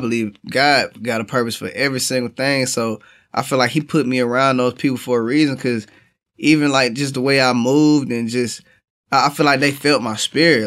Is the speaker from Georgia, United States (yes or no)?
yes; Atlanta, Georgia, United States; I am from Atlanta, Georgia, the east side of Atlanta